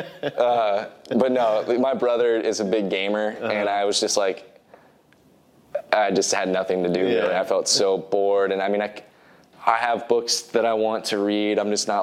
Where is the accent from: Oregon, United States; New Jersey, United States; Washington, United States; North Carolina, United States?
Oregon, United States; Corvallis; born or raised there; moved away as an adult; also born or lived in San Francisco